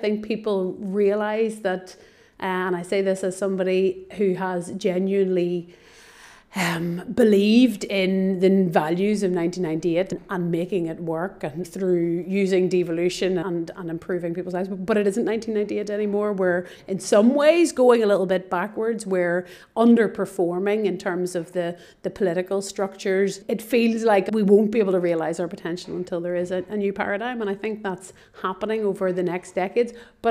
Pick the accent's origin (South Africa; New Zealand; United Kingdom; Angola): United Kingdom; Northern Ireland; I'm Irish and Northern Irish